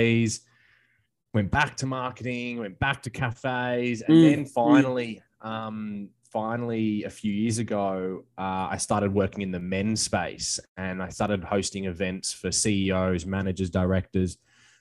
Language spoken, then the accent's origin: English; Australia; now in Hawaii, United States; I'm from Australia, but I'm currently living in Hawaii